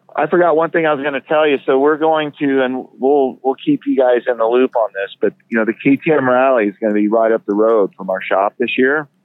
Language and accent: English; Florida, United States; also born or lived in California; now in Idaho, United States; I'm originally from Florida